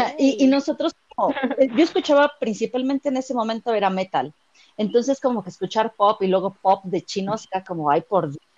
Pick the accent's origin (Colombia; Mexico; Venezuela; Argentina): Mexico; Mexico City; soy de la Ciudad de México